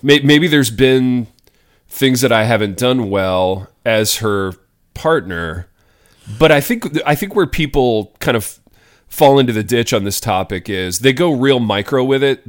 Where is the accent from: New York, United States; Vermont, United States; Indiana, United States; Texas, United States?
Indiana, United States; Hartford City; my hometown, shout out Hartford City, Indiana